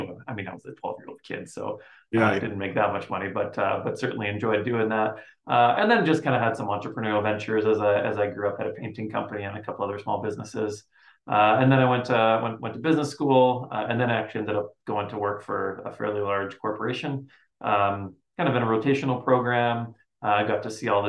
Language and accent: English; Winnipeg, Manitoba, Canada; moved away as an adult; also born or lived in Poland; I was born in Poland. Poland, and then we immigrated to Winnipeg, which is where I lived for about 25 years with my folks